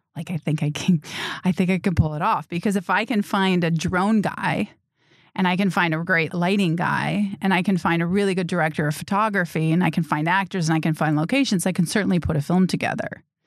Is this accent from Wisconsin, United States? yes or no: yes; Grafton, Wisconsin, United States; moved away as an adult; also born or lived in Cedarburg, Wisconsin / Bayside, Wisconsin; now in Los Angeles, United States; I was born and raised in Wisconsin. I grew up in Grafton, Cedarburg